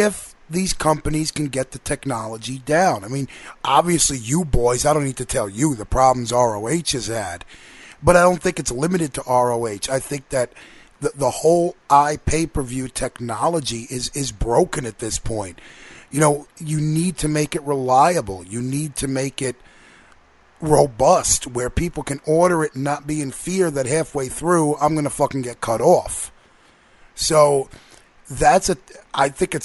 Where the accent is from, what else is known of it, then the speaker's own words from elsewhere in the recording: New York, United States; I'm from New York